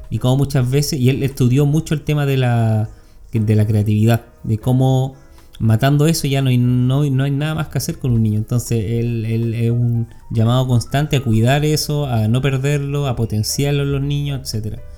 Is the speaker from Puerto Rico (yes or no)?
no; Mexico; soy una madre mexicana